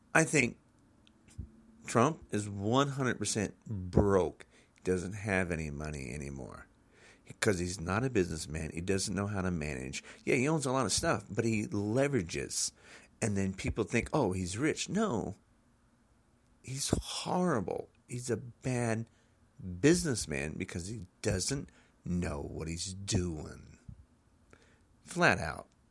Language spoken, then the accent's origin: English; United States; I'm an American citizen